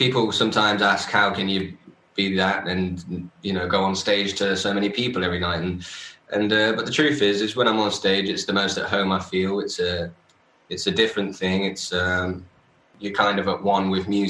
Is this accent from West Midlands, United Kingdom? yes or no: no; Nottingham, East Midlands, United Kingdom; moved away; for it to be in my hometown